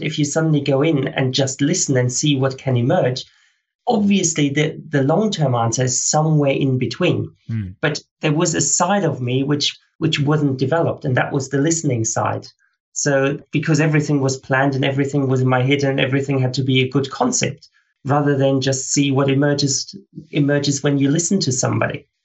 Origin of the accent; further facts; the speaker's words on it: Australia; I ran the fastest 24 hour race at the World Championships as an Australian ever